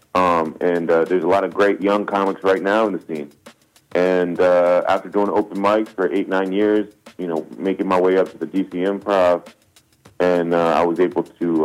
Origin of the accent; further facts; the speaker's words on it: Silver Spring, Maryland, United States; moved away as an adult; now in Los Angeles, United States; growing up in Silver Spring, Maryland, and finally making it to Hollywood